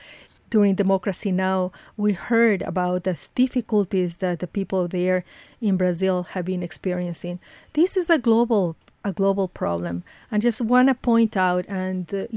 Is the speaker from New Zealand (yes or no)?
no; Ecuador; moved away; I come from Ecuador